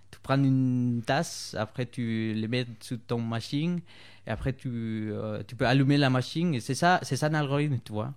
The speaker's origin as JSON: {"language": "French", "country": "Bolivia", "second_language": "French", "moved": "as an adult", "lives_now": "France", "said": "j'ai travaillé euh, pour une entreprise euh, des Suisses en Bolivie."}